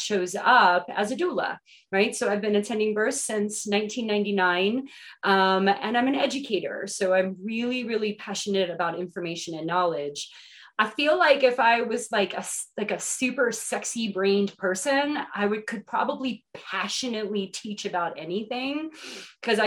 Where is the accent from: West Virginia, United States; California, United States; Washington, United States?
West Virginia, United States; now in Asheville, United States; I was born and raised in West Virginia, came down here to the mountains of North Carolina in about 1993